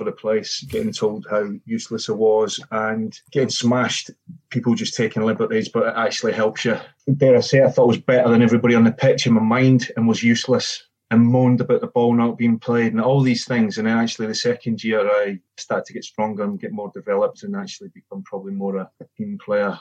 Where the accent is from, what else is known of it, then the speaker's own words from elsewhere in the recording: Perth, Scotland, United Kingdom; I started there. That was my hometown team